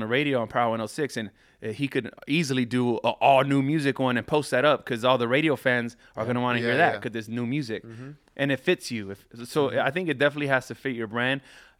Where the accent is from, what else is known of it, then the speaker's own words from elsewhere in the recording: Carson, California, United States; I grew up in Carson.